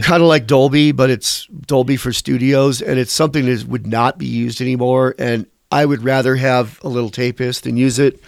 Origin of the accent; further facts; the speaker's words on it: Westfield, New York, United States; moved away; also born or lived in Chautauqua, New York / Mayville, New York / Jamestown, New York; was born in Westfield, New York, and my parents had a store in Chautauqua, New York, and I lived a little while in Mayville, New York with my dad after my parents divorced, and I, I went to college in Jamestown, New York